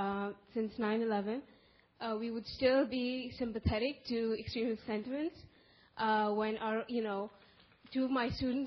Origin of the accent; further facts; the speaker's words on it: Pakistan; I'm from Pakistan. I'm a Muslim from Pakistan